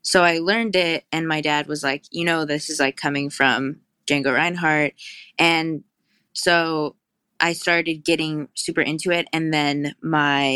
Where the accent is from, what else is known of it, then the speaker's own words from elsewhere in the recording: Hudson Valley, New York, United States; also born or lived in Garrison, New York; we grew up in the Hudson Valley